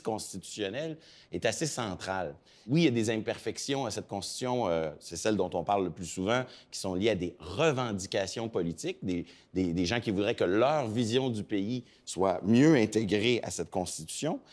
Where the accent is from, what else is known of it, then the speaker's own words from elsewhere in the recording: Quebec, Canada; chez nous, au Québec et au Canada